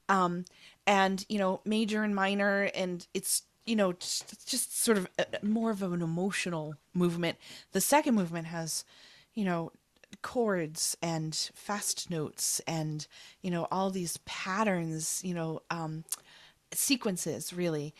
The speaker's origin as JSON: {"language": "English", "country": "United States", "said": "as an American"}